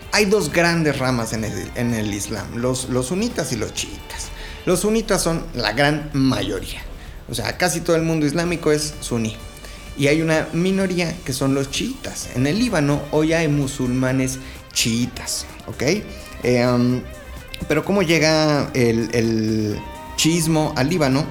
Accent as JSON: {"language": "Spanish", "country": "Mexico", "said": "nosotros sí estamos en la gloria, pues somos vecinos de Estados Unidos"}